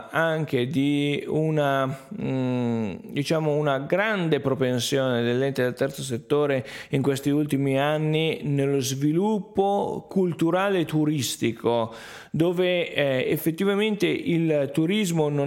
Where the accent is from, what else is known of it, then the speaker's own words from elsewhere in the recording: Piedmont, Italy; quando dico che arrivo dal Verbano Cusiossola è difficile definirmi se sono lombardo piemontese